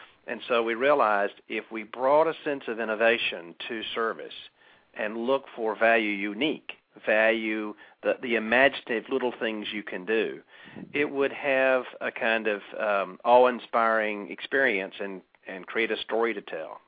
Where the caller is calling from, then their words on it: Lake Oconee, Georgia, United States; Well, actually, I'm calling in from Lake Oconee, which is about 90 minutes southeast of Atlanta.